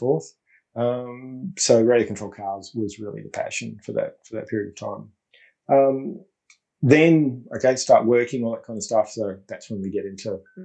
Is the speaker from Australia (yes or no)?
yes; Melbourne, Victoria, Australia; also born or lived in Brisbane, Queensland; we'd moved to Melbourne, so growing up in East Doncaster